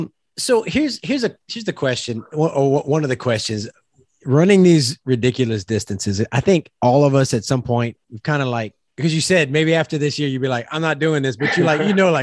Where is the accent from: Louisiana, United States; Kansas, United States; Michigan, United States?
Louisiana, United States; South; I'm from South Louisiana.